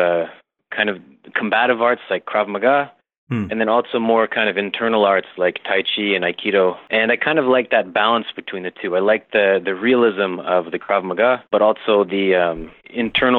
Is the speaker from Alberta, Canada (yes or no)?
no; Toronto, Ontario, Canada; I'm from Toronto, Canada